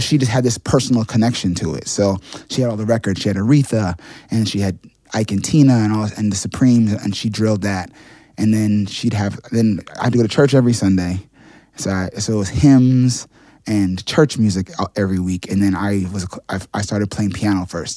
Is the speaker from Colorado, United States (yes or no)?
no; New York City, New York, United States; also born or lived in Boston; I grew up in Manhattan.